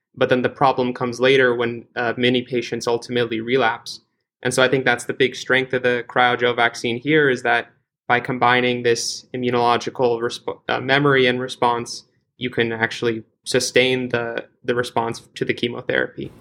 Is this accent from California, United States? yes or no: yes; California, United States; now in Boston, United States; I'm originally from California